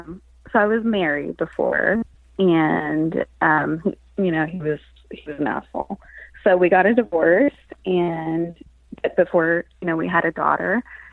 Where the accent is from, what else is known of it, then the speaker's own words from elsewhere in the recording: Texas, United States; Where I've never been anywhere else. So.